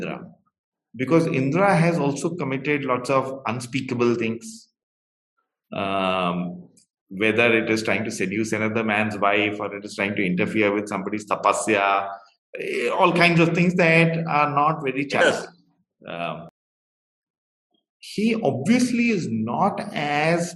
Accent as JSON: {"language": "English", "country": "India", "said": "I come from Parshurama Kshetra. Both my parents come from there"}